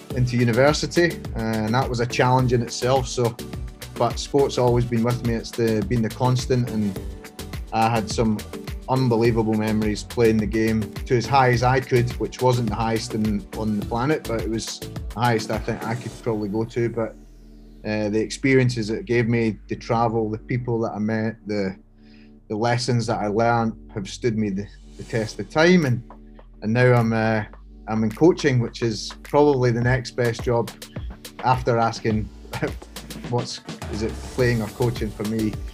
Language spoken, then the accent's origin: English; Scotland, United Kingdom; moved away as an adult; now in Hong Kong; I grew up in Scotland, uh, as you can tell by the accent